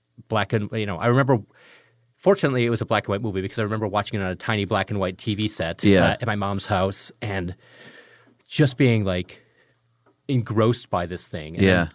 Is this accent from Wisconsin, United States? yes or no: yes; Richland Center, Wisconsin, United States; also born or lived in Chicago; When I was growing up, I was born in Chicago, mm-hmm. and we moved when I was 3 years old. We moved from Chicago to a small town in southwest Wisconsin called Richland Center.